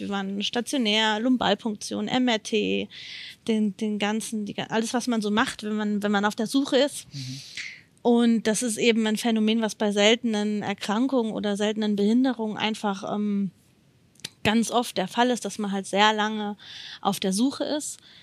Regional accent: Odenwald, Hesse, Germany; ich komme aus dem Odenwald das ist in der Nähe von Darmstadt und in der Nähe von Frankfurt

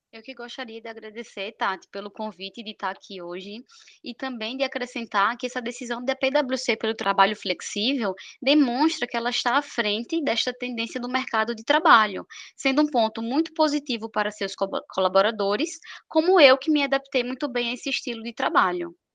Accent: Maceió, Alagoas, Brazil; moved away as an adult; also born or lived in São Paulo; now in Maceió, Brazil; eu retornei à minha cidade natal, Maceió, Alagoas

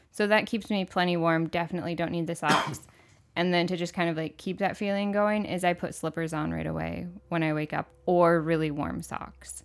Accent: Michigan, United States; moved away as an adult; also born or lived in Orlando, Florida; I grew up in Michigan

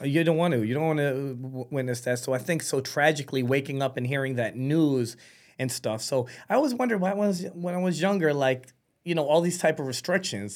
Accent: New York City, New York, United States; moved away as an adult; now in Florida, United States; I was born in New York City. She was, she was great. My father was killing it. And unfortunately, when I was nine months old, she passed away. My grandparents took me in, um, and raised me

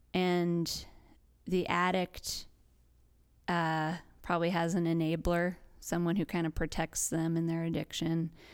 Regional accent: West Virginia, United States; growing up in West Virginia

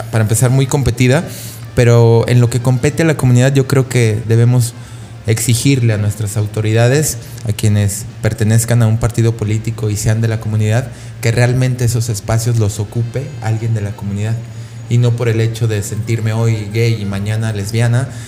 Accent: Pabellón de Arteaga, Aguascalientes, Mexico; Yo soy de Pabellón de Arteaga el año pasado eh, asesinaron a una chica trans en mi municipio

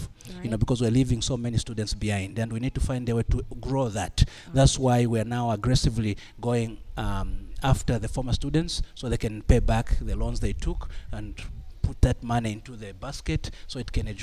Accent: Mufulira, Copperbelt Province, Zambia; moved away as an adult; also born or lived in Kitwe, Zambia; My background, I grew up in Muflira. I went to schools in Muflira, then boarding school in Kitwa at Mpelembe

